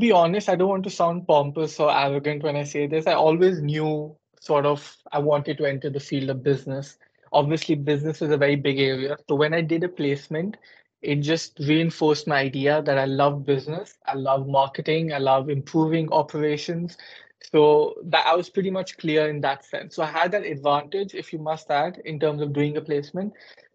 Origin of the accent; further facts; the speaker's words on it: Gurgaon, Haryana, India; moved away as an adult; also born or lived in Delhi, India; now in United Kingdom; I was born and bred in India, in particular in Delhi, or if people who are from India, they will know Gurgaon, which is close to Delhi. And I lived there up until the age of 18.